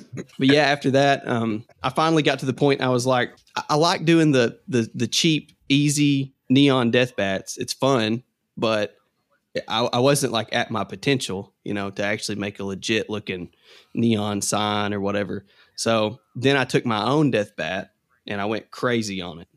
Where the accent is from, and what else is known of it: Kentucky, United States